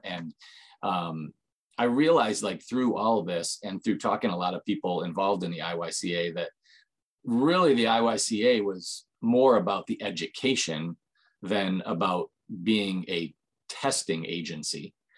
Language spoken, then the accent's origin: English; Michigan, United States; have lived in Michigan almost all my life